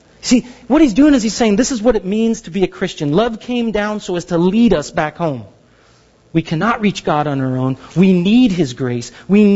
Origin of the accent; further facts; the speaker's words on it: Southern California, United States; I grew up in Southern California